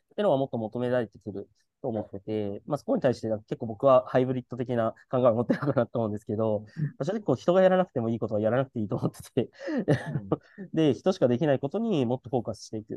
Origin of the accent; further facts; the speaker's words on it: Hiroshima, Japan; moved away; 広島出身だからっていう体験もしてる